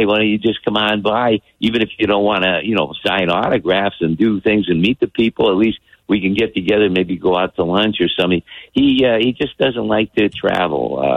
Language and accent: English; Toledo, Ohio, United States; now in California, United States; I'm from Toledo, Ohio